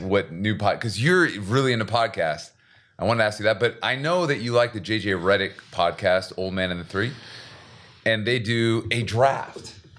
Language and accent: English; Seattle, Washington, United States; now in South Korea